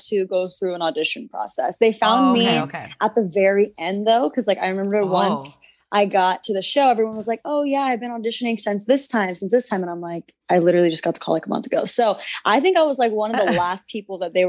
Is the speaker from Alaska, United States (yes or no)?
no; San Antonio, Texas, United States; moved away as an adult; now in Los Angeles, United States; I'm from San Antonio, Texas